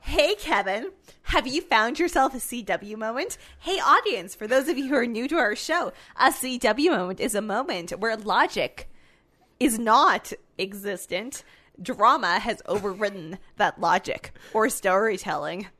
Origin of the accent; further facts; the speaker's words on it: Canada; we're Canadian